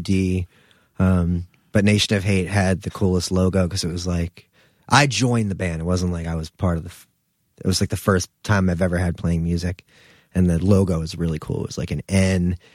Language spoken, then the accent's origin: English; New Jersey, United States; moved away as an adult; also born or lived in Philadelphia / Brooklyn; I'm from Jersey